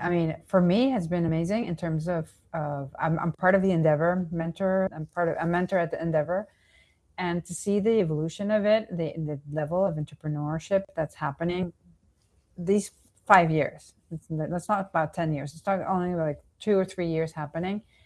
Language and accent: English; Venezuela; also born or lived in New York, United States; now in Miami, United States; I was born and raised in Venezuela, then I, I s, lived in New York, and then I came back and, and currently in Miami.